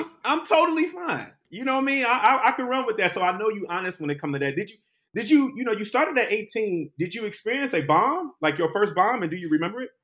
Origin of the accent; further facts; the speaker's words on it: Detroit, Michigan, United States; moved away; also born or lived in New York; I'm a Detroit native